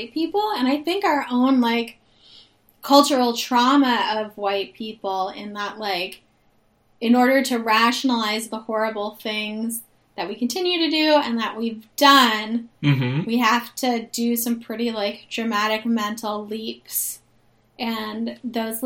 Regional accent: Bay Area, California, United States; I grew up in the Bay Area.

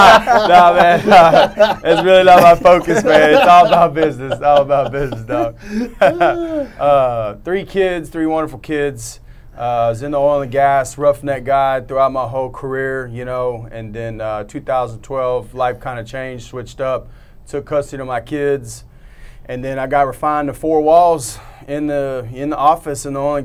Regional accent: Katy, Texas, United States; also born or lived in San Marcos, Texas; I'm from Katy. From Katy? Katy. Yeah, so I'm a sixth-generation Texan. You know, my family's like in Central Texas.

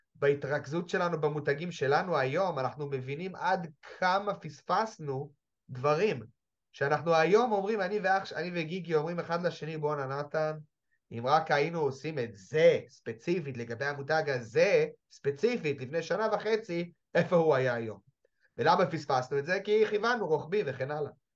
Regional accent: Jerusalem, Jerusalem District, Israel; אני ירושלמי

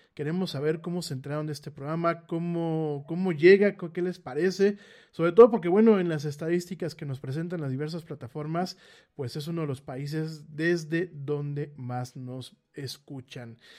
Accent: Mexico City, Mexico; yo soy de la Ciudad de México

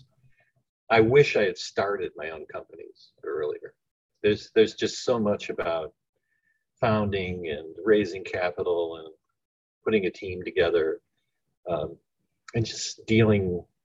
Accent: Ohio, United States; moved away; also born or lived in West Coast; I was born in the Rust Belt in Ohio, and then relocated to the West Coast

